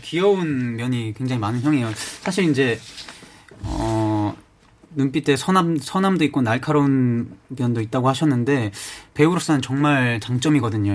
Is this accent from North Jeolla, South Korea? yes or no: no; Gyeongsan, North Gyeongsang, South Korea; 제가 그 시, 시골 경산 출신이어가지고